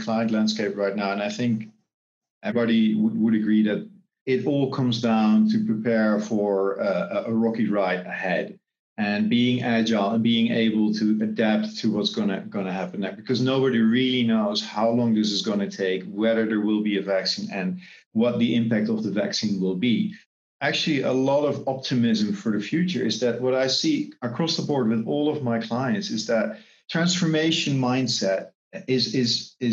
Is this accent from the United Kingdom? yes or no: no; Netherlands; now in Singapore; I'm originally from the Netherlands, but based here in Singapore